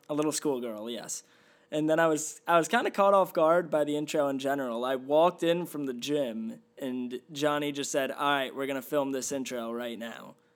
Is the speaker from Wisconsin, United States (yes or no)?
no; White Plains, New York, United States; I grew up in White Plains, New York.